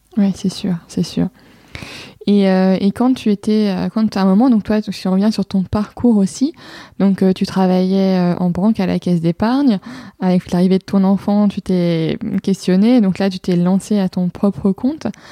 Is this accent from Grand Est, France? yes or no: no; Lille, Hauts-de-France, France; je suis lilloise